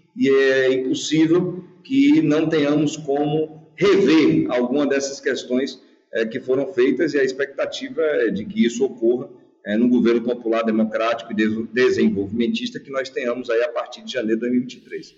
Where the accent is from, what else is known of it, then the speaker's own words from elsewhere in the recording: Feira de Santana, Bahia, Brazil; Feira de Santana, de onde eu sou natural